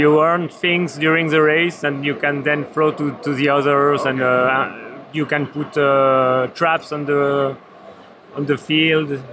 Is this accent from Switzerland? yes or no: yes; Switzerland; I'm also come from Switzerland